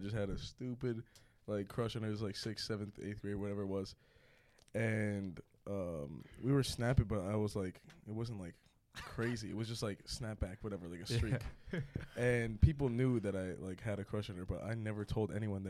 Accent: Totowa, New Jersey, United States; moved away; I'm from Totowa.

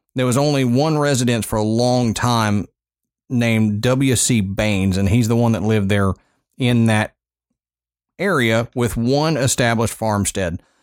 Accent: Texas, United States; growing up in Texas

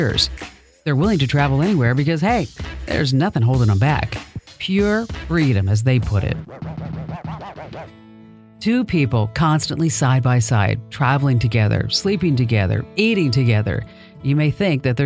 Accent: New Jersey, United States; I'm really from New Jersey

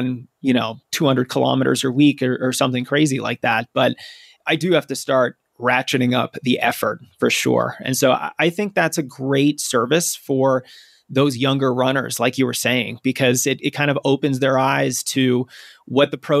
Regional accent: Massachusetts, United States; my home state of Massachusetts

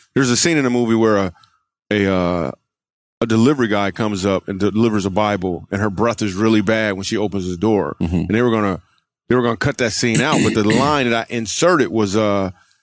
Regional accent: Michigan, United States; also born or lived in New York / California; now in Texas, United States; I grew up in Michigan

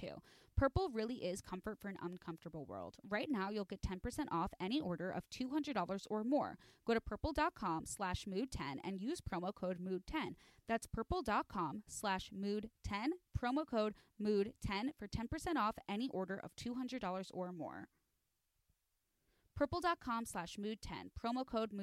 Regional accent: Chicago, Illinois, United States; I'm from Chicago. And so I say aunt.

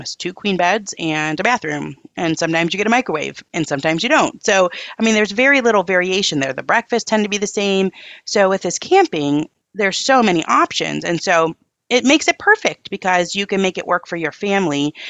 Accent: Upper Peninsula of Michigan, United States; we're in my hometown here

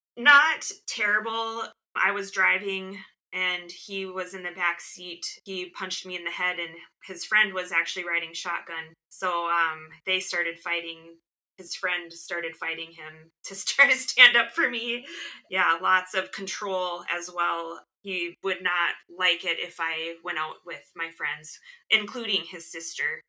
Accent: Midwest, United States; I, am an only child and I grew up in the Midwest

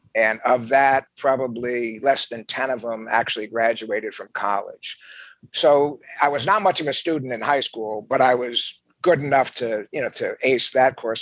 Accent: New Jersey, United States; where I grew up in New Jersey

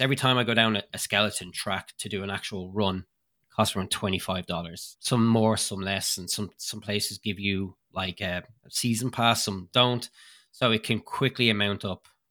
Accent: Ireland; moved away as an adult; now in Lake Placid, United States; I moved over from Ireland to be closer to the Lake Placid training facility

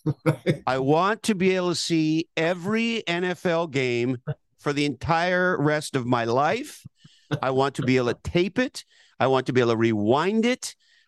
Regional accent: Montreal, Quebec, Canada; I grew up in Montreal. All the great heroes of the Montreal Canadiens winning all those Stanley Cups.

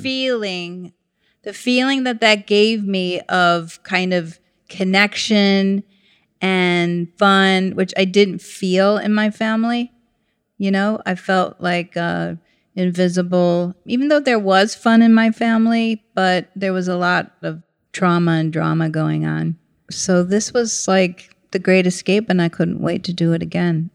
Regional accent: St. Petersburg, Florida, United States; moved away; also born or lived in New York City; grew up in St. Petersburg, Florida

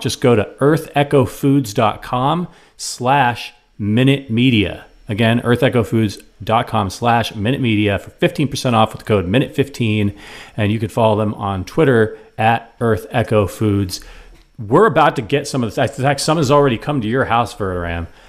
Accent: Cleveland, Ohio, United States; near my hometown in Cleveland, Ohio.

